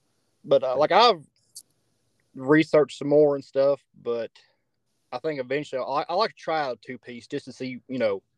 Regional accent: Wytheville, Virginia, United States; born or raised there; also born or lived in Utah

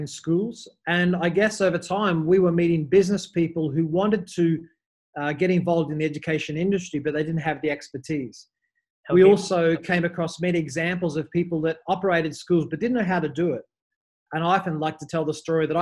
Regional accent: Australia; moved away as an adult; also born or lived in Dubai / Mumbai; I'm Australian. I first left Australia in 2008

